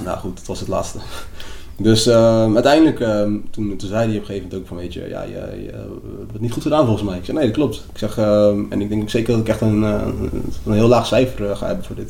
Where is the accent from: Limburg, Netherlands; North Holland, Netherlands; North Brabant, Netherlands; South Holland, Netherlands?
South Holland, Netherlands; Papendrecht; also born or lived in Lagos, Nigeria / Rotterdam; mijn school waar ik ben opgegroeid in Papendrecht